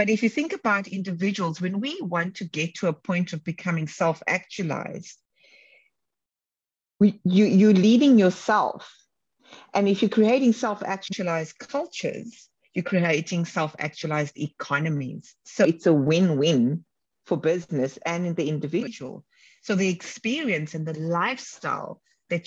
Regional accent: Cape Town, Western Cape, South Africa; where I grew up in Cape Town, the Bronx of Cape Town.

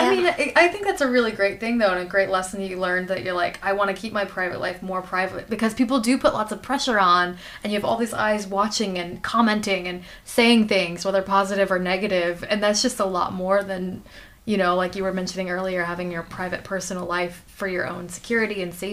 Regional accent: United States; I'm American.

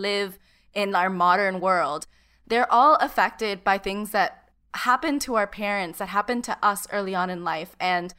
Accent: United States; us being Cuban American.

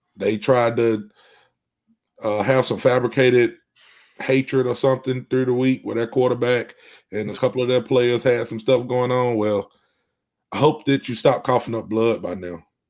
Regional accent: Alabama, United States; I'm from Alabama

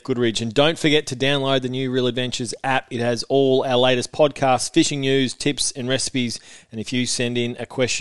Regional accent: near Lorne, Victoria, Australia; off Lawn, so close to my hometown

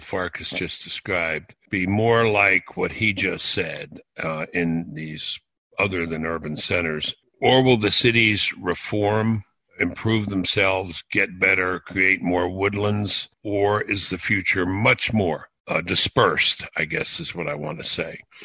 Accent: New York City, New York, United States; now in near Washington, United States; I grew up in Brooklyn, New York, uh, live very close to Washington now

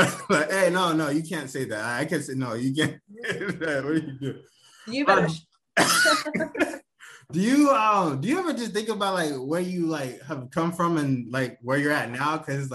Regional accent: Bremerton, Washington, United States; Bremerton, Washington. It's like a ferry ride from Seattle, but it's really just like a military town.

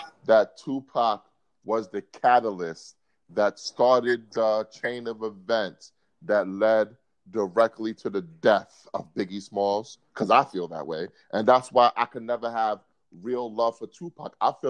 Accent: New York City, New York, United States; I grew up in Bed-Stuy, Brooklyn. Brooklyn, born and raised through and through.

